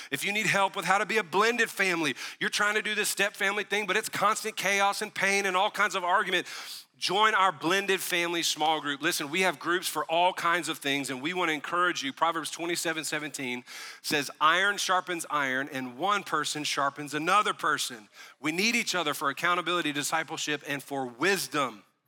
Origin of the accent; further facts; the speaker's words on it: the South, United States; also born or lived in Tennessee; We were raised in the South